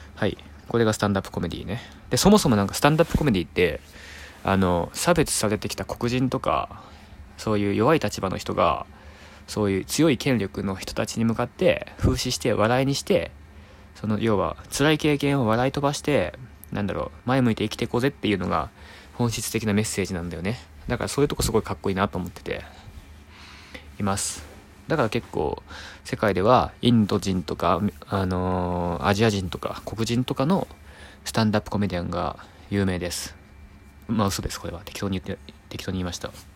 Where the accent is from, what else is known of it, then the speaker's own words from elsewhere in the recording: Naruto, Tokushima, Japan; 徳島県鳴門市出身です